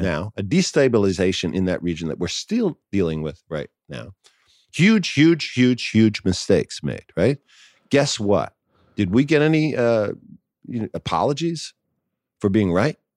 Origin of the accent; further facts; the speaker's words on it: New York City, New York, United States; I grew up in New York City